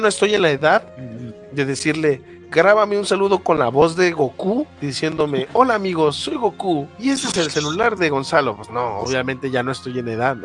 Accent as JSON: {"language": "Spanish", "town": "Guadalajara", "region": "Jalisco", "country": "Mexico", "tie": "born or raised there", "said": "de mi pueblo natal, de mi bella Guadalajara, que es una de las tres ciudades importantes del país"}